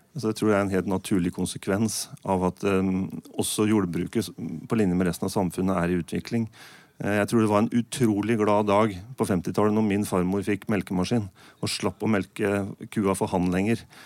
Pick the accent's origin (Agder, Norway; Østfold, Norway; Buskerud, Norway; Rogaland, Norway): Østfold, Norway; nå kommer jeg fra Østfold, da. Jeg bor 10 km, nei, unnskyld, 5 km rett øst for Svinnsundsbrua